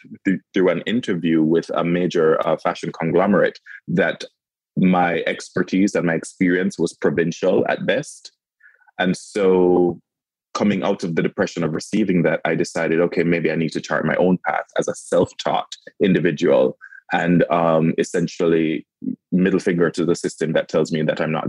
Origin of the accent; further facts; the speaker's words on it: Kingston, Jamaica; moved away; I grew up in Kingston, Jamaica.